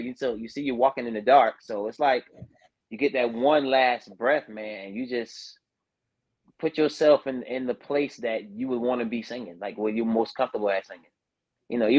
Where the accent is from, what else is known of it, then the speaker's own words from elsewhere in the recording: Andrews, South Carolina, United States; I represented my hometown of Andrew, South Carolina